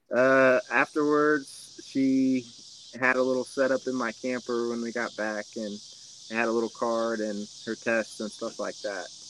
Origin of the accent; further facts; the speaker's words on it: Kansas City, Missouri, United States; I was born in Kansas City, so like out here in the country.